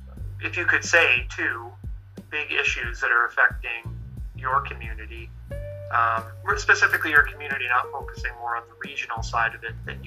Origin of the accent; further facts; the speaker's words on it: Sackville, New Brunswick, Canada; My family is from here, so I am technically from Sackville